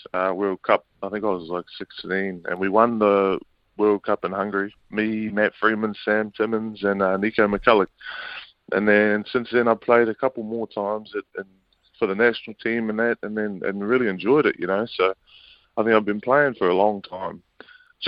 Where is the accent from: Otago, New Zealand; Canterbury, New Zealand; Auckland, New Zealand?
Auckland, New Zealand; Yeah, I was brought up out west in Auckland